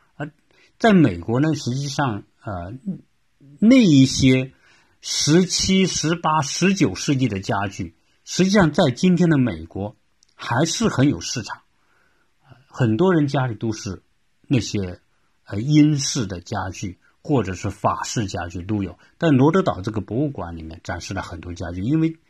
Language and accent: Chinese; China; now in United States; 我也看到很多我们来自中国的，因为一一说话我们就知道嘛，你是说我们的这个呃普通话的啊